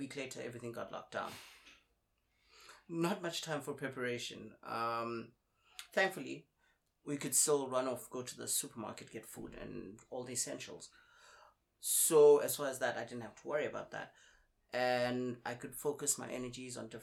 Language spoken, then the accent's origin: English; South Africa; moved away as an adult; also born or lived in South Korea; now in Ningbo, China; I'm from South Africa. I've been knocking around Asia for about 11 years now.